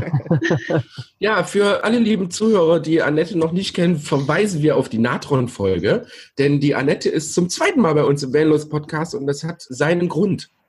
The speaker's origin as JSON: {"language": "German", "area": "the East", "region": "eastern Germany", "country": "Germany", "said": "Bei uns im Osten"}